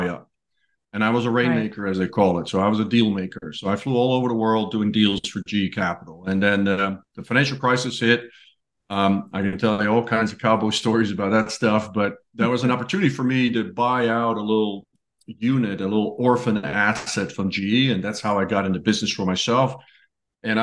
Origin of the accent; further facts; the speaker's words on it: Netherlands; moved away as an adult; now in United States; I grew up in Holland